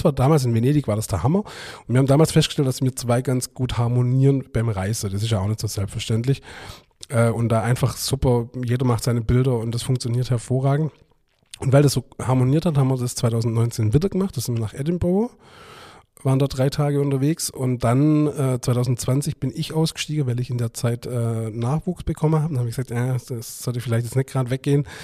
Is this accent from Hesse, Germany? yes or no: no; Stuttgart, Baden-Württemberg, Germany; born there; aber ich bin ja in Stuttgart geboren.